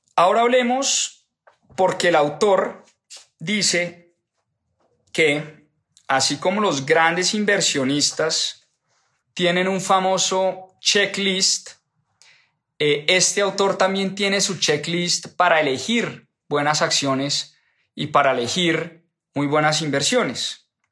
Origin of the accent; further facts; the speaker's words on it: Colombia; nacimos en Colombia y no porque vivimos en Colombia